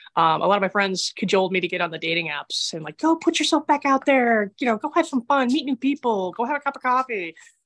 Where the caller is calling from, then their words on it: Heath, Massachusetts, United States; I am calling from Heath, Massachusetts.